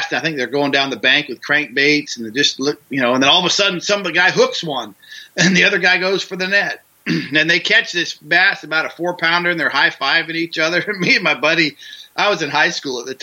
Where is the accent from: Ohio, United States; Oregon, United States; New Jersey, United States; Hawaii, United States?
Oregon, United States; I grew up in Oregon